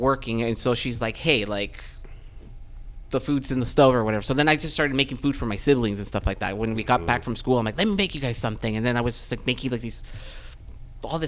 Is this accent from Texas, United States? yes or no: no; Chula Vista, California, United States; also born or lived in Tijuana, Mexico; We lived in TJ. I was born there. And then we moved here when I was 6.